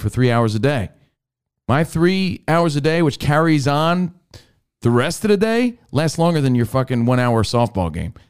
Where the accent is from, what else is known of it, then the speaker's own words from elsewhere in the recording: East Coast, United States; we're all from the East Coast and we grew up on such a steady diet of pizza